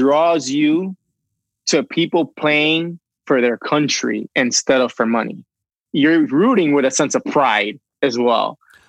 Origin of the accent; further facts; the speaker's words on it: Puerto Rico; now in Chicago, United States; So, you know, I'm from Puerto Rico. I guess it makes sense. Although not everybody there likes the beach and the water, but I do.